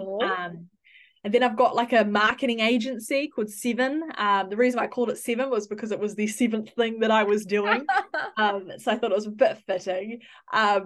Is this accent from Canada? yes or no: no; Auckland, New Zealand; I'm from New Zealand, born in Auckland